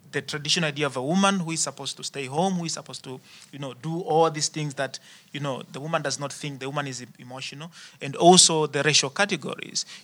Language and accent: English; South Africa; now in Netherlands; I don't know how, how, how it is here in the Netherlands. I'm coming from South Africa, and at the moment in South Africa, people talk a lot about race.